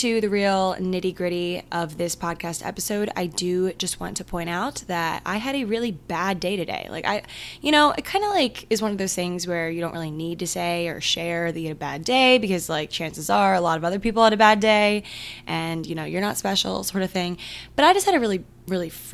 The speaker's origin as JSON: {"language": "English", "region": "Maryland", "country": "United States", "said": "I'm from Maryland"}